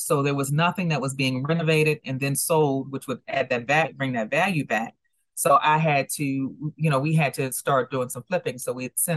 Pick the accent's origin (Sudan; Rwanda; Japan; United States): United States; Washington, District of Columbia; I'm actually from the Washington, D.C. area